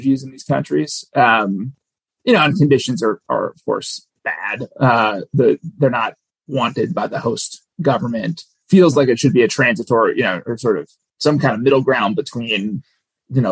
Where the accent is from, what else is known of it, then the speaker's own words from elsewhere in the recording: Minnesota, United States; we were both born and raised in Minnesota